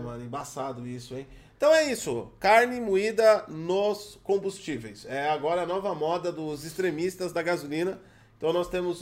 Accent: Brazil; eu sou brasileiro

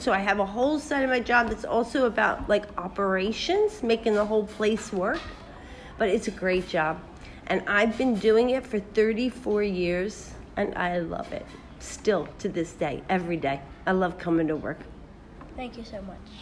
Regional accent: Philadelphia, Pennsylvania, United States; also born or lived in California; now in Dubai, United Arab Emirates; I was born and raised in Philadelphia, so another part of the United States, but on the East Coast

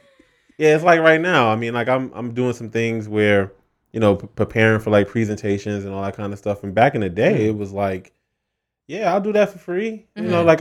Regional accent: New York, United States; You know, and I'm from New York.

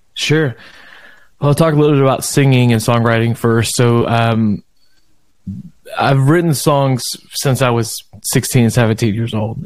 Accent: Beaumont, Texas, United States; I was born and raised in Beaumont, Texas

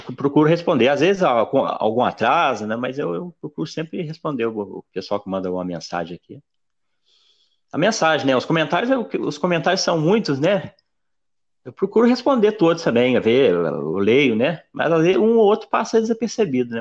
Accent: Brazil; Nem sabe que eu sou brasileira

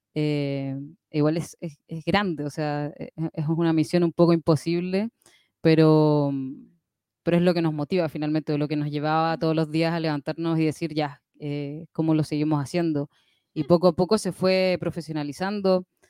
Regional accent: Chile; de Chile

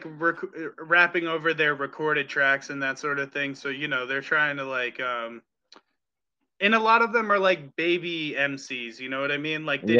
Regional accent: New England, United States; even though I come from New England, I want to kind of like see all the different places

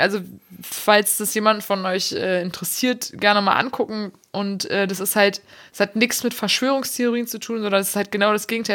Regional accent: Germany; ich bin inzwischen eine in Deutschland geborene und hier gemeldete Frau

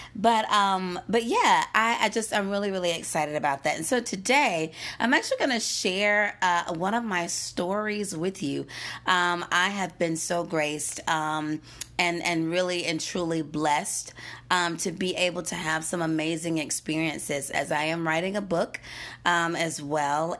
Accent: Gastonia, North Carolina, United States; moved away as an adult; now in Denver, United States; I grew up in Gastonia

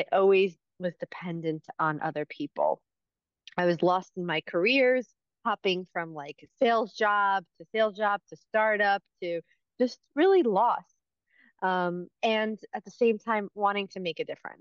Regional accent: East Coast, United States; moved away as an adult; also born or lived in New York City; now in California, United States; growing up on the East Coast

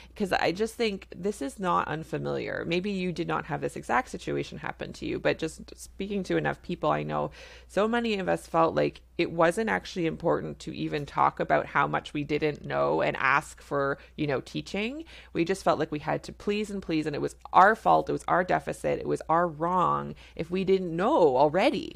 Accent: Canada; I'm a Canadian family physician

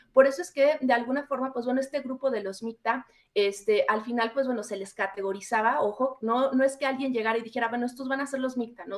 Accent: Mexico; nosotros como mexicanas y mexicanos

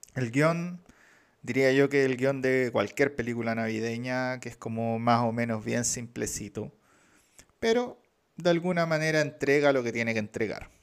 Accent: Chile; nosotros como chilenos

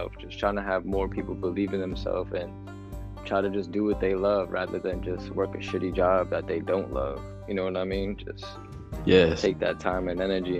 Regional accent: New York City, New York, United States; I'm from Bronx, New York

